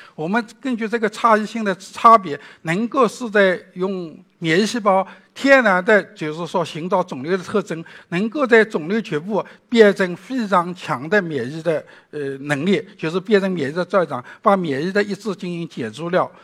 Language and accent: Chinese; China; 我们中国人